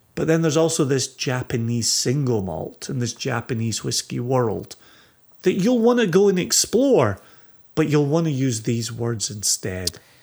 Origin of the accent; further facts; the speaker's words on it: Scotland, United Kingdom; as a Scotsman